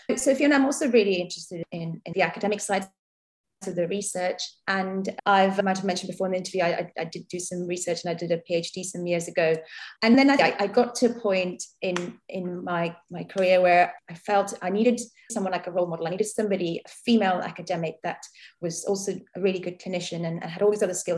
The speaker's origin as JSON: {"language": "English", "town": "Mumbai", "region": "Maharashtra", "country": "India", "tie": "born or raised there", "moved": "yes", "lives_now": "Southampton, United Kingdom", "said": "I grew up in India. I was born in, in Bombay"}